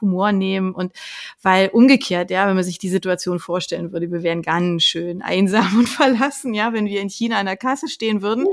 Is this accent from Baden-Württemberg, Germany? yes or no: no; Berlin, Germany; ich komme aus Berlin